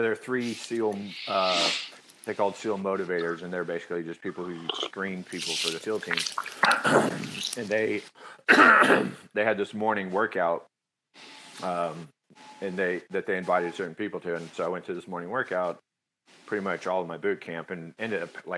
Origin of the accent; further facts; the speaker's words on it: Katy, Texas, United States; moved away; I grew up in Texas, small town in Texas